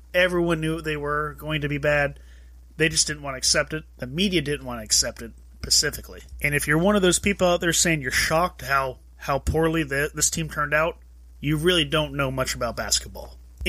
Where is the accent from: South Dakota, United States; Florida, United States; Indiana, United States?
Florida, United States; Orlando; Sorry, Magic, I know you're my hometown team